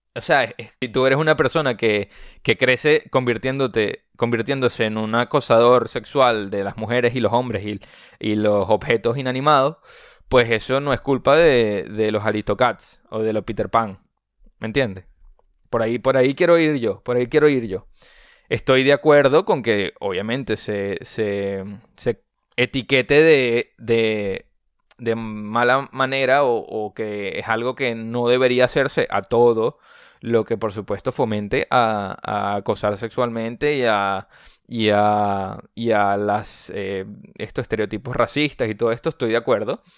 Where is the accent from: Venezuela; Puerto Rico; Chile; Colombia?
Venezuela; yo soy venezolano